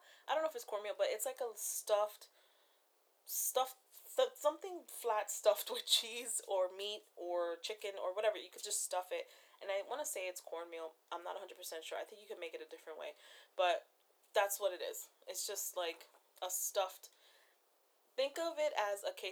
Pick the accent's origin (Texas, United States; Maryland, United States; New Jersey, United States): New Jersey, United States; born and raised in New Jersey, where it gets cold